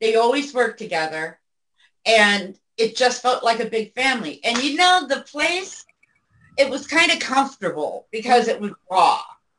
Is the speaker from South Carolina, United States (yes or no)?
no; Tacoma, Washington, United States; now in Estelline, United States; I'm from Tacoma, Washington. Yeah. I just live in South Dakota.